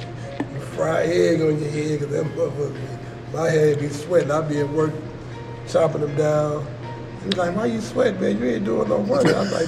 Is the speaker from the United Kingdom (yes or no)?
no; St. Louis, Missouri, United States; moved away as an adult; also born or lived in Chicago; I'm from St. Louis, man.